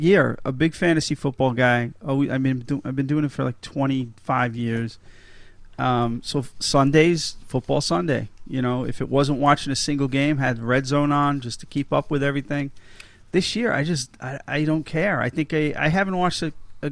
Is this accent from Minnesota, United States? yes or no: no; New York, United States; moved away as an adult; now in Massachusetts, United States; as a New Yorker and a Giant fan